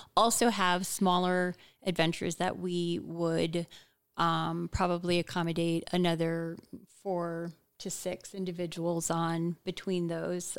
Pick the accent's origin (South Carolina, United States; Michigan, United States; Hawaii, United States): Hawaii, United States; I was born in Hawaii